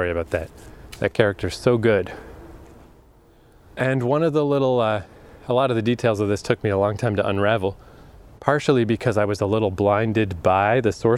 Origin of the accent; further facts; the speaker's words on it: Fredericton, New Brunswick, Canada; moved away; being trapped here for so many years in my hometown. I know the fuck out of this place. Odell Park in Fredericton.